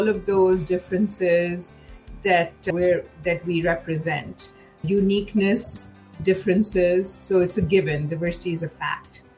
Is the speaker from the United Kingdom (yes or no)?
no; Mumbai, Maharashtra, India; moved away as an adult; now in United States; I grew up in Mumbai